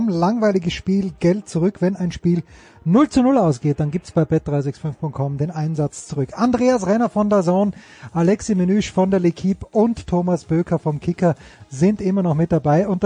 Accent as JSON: {"language": "German", "region": "Styria", "country": "Austria", "said": "Als Steirer hätte ich es eigentlich wissen müssen."}